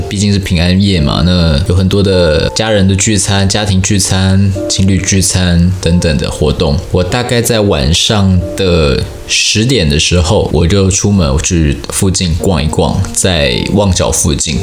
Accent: Taiwan; 我就说我是台湾人

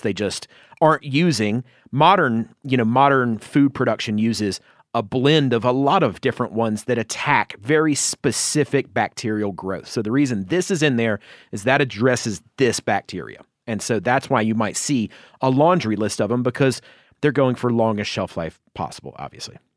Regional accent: Georgia, United States; my home state of Georgia

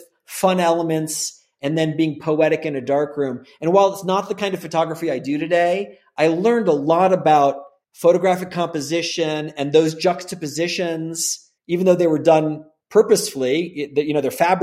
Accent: Gainesville, Florida, United States; also born or lived in Bay Area, California / Los Angeles / San Francisco; now in Santa Fe, United States; I'm from Gainesville, Florida

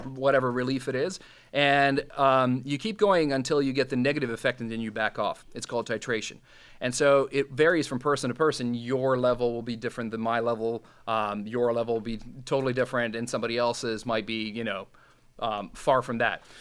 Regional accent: Bosnia & Herzegovina; first language Serbo-Croatian; English is a second language; now in Canada; I'm from from Bosnia, which is part of old old Yugoslavia

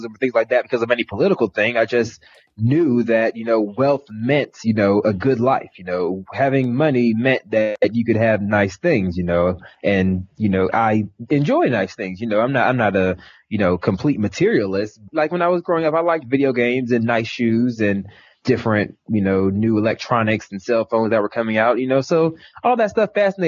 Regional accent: Atlanta, Georgia, United States; average, middle, sub-suburban lifestyle in Atlanta

